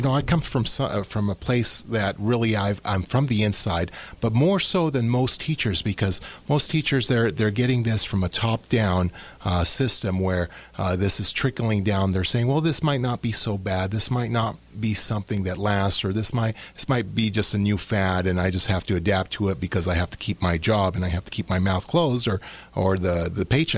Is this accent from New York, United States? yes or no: yes; New York, United States; as an American, as an American here, a U.S. citizen, born in New York